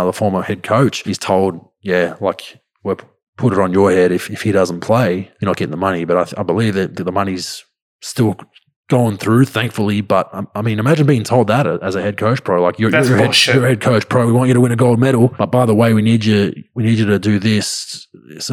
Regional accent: Australia

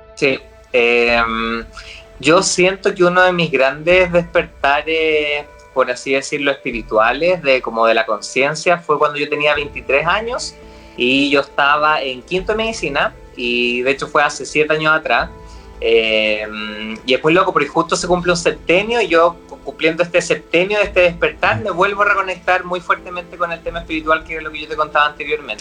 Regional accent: Rancagua, O'Higgins, Chile; yo soy de Rancagua, entonces íbamos caminando, no sé, por el Paseo de Independencia

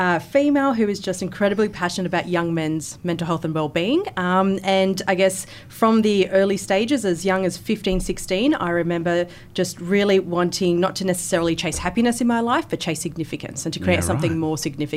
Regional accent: Wollongong, New South Wales, Australia; In Wollongong.

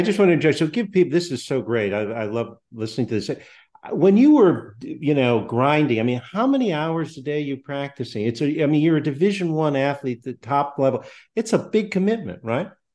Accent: Connecticut, United States; I'm from Connecticut

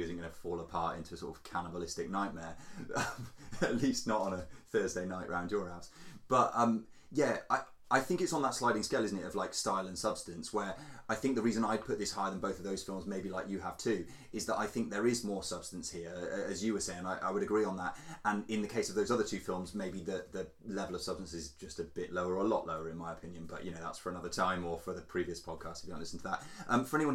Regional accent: France; I was born in France

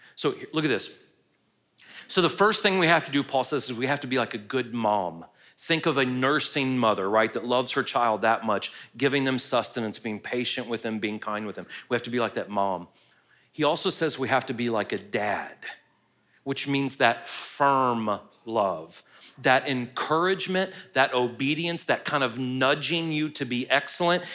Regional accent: United States

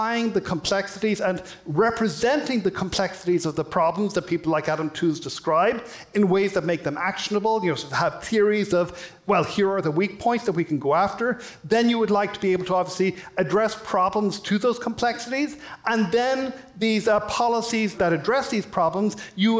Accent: Ireland; now in United States; You may have been able to tell from my accent, I'm from Ireland

